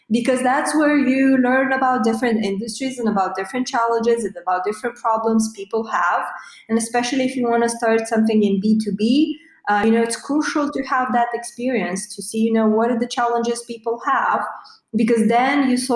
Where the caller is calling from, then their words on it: Bucharest, Romania; Yeah, so calling from uh, Eastern Europe, Bucharest more specifically. So I bet uh, this is your uh, first uh, podcast with someone from, from Romania, from Eastern Europe.